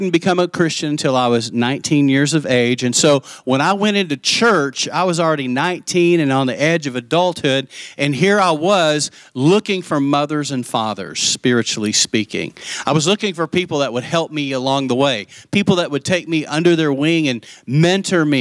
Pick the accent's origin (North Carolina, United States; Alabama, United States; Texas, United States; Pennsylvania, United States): Texas, United States; Lubbock; also born or lived in Post, Texas; I grew up in Lubbock, and she lived next door to us